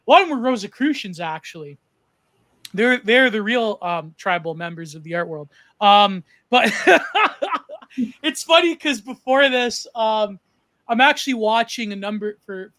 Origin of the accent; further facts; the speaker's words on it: Canada; as a Canadian